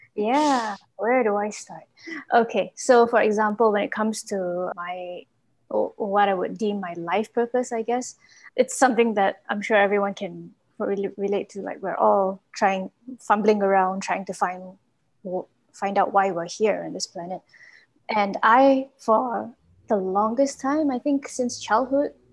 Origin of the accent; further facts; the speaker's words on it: Malaysia; from Malaysia.